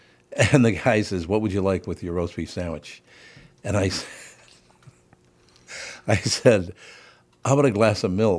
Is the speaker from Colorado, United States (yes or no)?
no; Minneapolis, Minnesota, United States; I grew up in North Minneapolis, a very Jewish neighborhood, Jewish, black, and Catholic neighborhood back in those days.